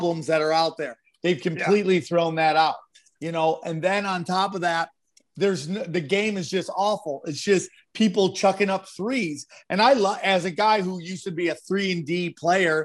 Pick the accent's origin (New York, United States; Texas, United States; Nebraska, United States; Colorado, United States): New York, United States; upstate New York outside of Syracuse, United States; I grew up in upstate New York outside of Syracuse